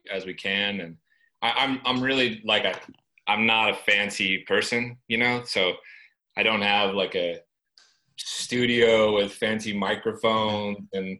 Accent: Northern California, United States; I grew up in Northern California in the US

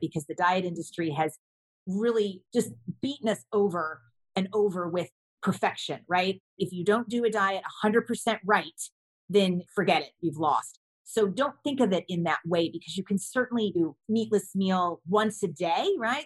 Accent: Kentucky, United States; I grew up in Kentucky

